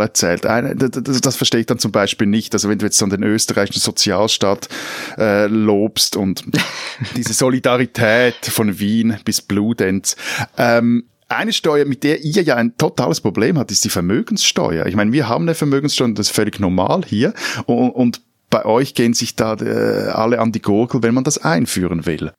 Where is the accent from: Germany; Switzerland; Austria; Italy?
Switzerland; als Schweizer